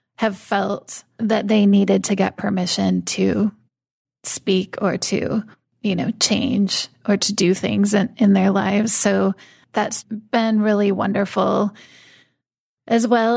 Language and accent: English; United States; I'm a woman, I'm white, I'm American